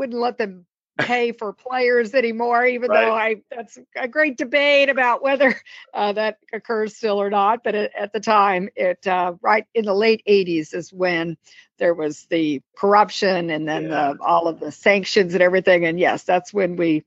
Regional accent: Columbia, Missouri, United States; moved away as an adult; also born or lived in Dallas, Texas; now in McLean, United States; I grew up in Columbia, Missouri, which is a college town

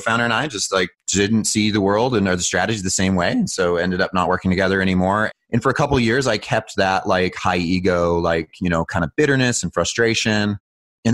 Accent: Utah, United States; I was born in Utah

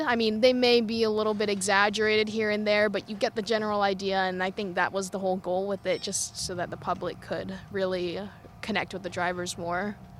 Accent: United States; being American

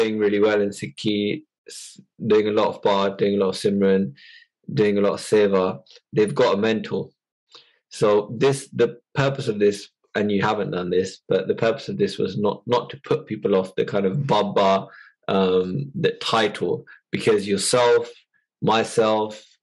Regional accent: United Kingdom; we are British born

